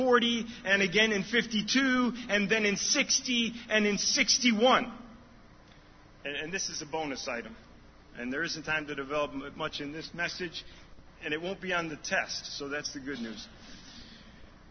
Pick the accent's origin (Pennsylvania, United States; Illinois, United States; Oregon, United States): Illinois, United States; Chicago; I'm from Chicago area